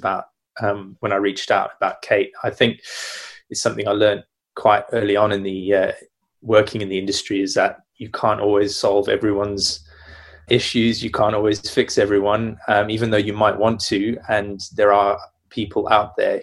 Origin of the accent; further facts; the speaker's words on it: Zimbabwe; I grew up in Zimbabwe